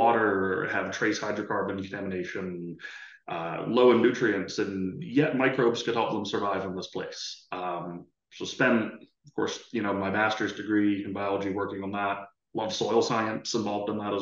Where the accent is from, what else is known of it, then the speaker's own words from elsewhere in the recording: Philadelphia, Pennsylvania, United States; moved away as an adult; also born or lived in Elmira, New York / Canada; I grew up in the East Coast US in the Philadelphia area